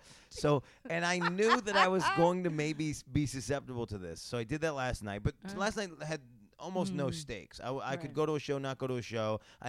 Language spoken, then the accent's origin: English; New York, United States; I'm from New York